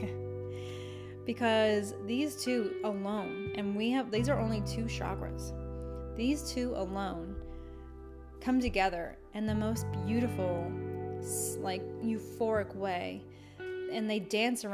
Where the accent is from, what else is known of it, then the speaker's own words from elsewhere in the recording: United States; as an American